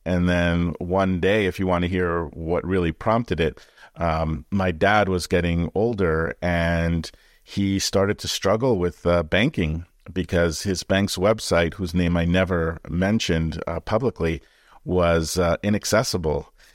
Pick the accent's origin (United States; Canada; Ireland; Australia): Canada; born or raised there; moved away